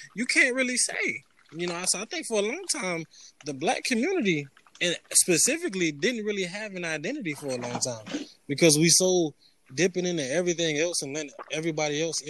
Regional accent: New York, United States; I grew up in New York

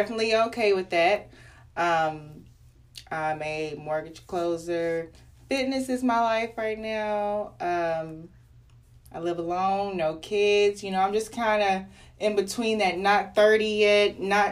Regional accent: Arlington, United States; I grew up in Arlington on the east side

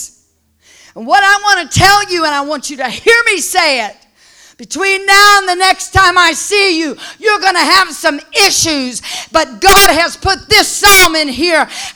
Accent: Southern California, United States; I was raised in Southern California

